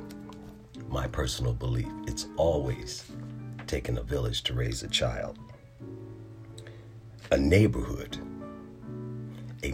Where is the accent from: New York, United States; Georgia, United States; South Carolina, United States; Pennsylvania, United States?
Pennsylvania, United States; Philadelphia; moved away as an adult; also born or lived in North Carolina; now in Virginia, United States; my home in Philadelphia, where I was born and raised